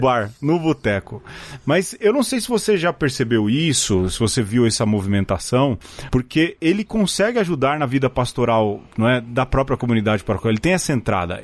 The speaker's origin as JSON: {"language": "Portuguese", "region": "São Paulo", "country": "Brazil", "said": "A gente veio da periferia de São Paulo"}